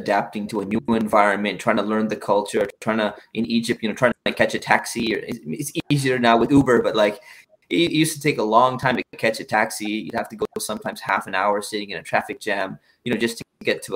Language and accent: English; Orange County, California, United States; I grew up in Orange County. I grew up near Tustin, Irvine